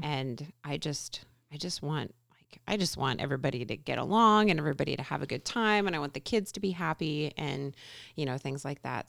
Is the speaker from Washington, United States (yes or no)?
yes; Everett, Washington, United States; now in Covington, United States; I grew up in the Everett area, went to school there